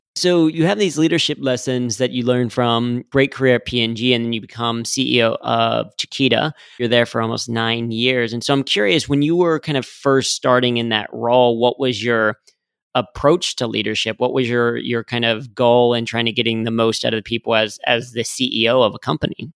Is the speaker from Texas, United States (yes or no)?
no; Cincinnati, Ohio, United States; as a Cincinnati native growing up on the Reds